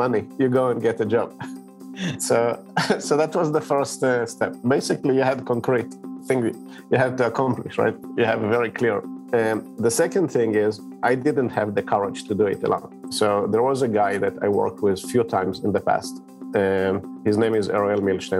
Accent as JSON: {"language": "English", "country": "Israel", "tie": "born or raised there", "said": "I grew up in Israel, and my dad actually had started his own company"}